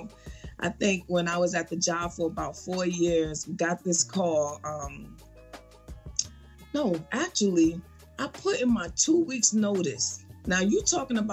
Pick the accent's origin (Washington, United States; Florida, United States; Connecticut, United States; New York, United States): New York, United States; New York City; now in Atlanta, United States; I'm a girl from the Bronx, New York